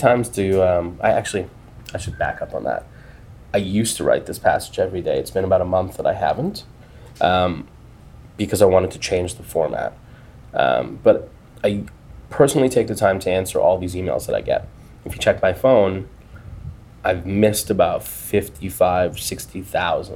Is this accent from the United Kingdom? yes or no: no; Canada; I'm Canadian